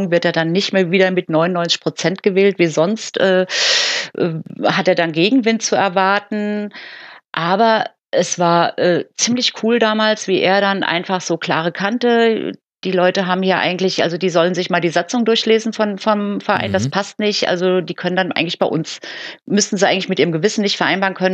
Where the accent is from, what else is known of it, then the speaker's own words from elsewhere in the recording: Frankfurt, Hesse, Germany; Also Wortspiele sind wir Frankfurter für bekannt, genau.